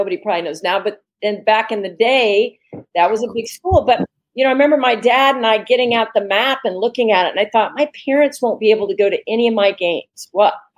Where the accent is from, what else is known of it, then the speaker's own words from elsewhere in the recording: Indiana, United States; I come from Indiana